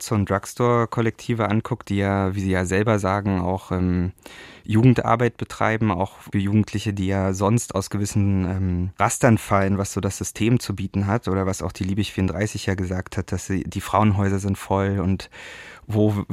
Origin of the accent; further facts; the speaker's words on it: Berlin, Germany; nee, aber ich bin Berliner und kenne natürlich mein ganzes Leben lang diese diese Kämpfe und dieses Verschwinden